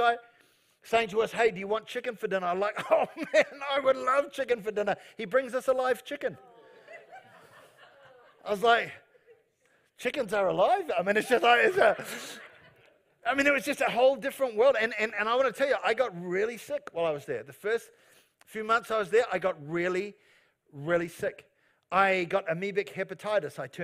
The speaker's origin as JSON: {"language": "English", "country": "New Zealand", "said": "I'm a Kiwi"}